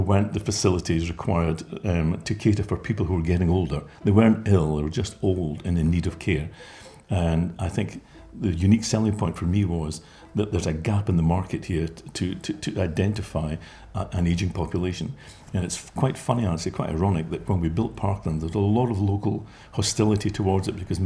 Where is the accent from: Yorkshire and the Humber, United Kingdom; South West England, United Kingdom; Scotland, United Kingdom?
Scotland, United Kingdom; Buckie; I went to school in Bucky, and it was very important that I wanted to live my life in the area where I grew up